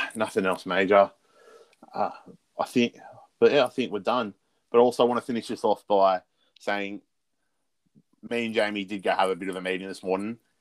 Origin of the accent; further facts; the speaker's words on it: Australia; being Australian football fans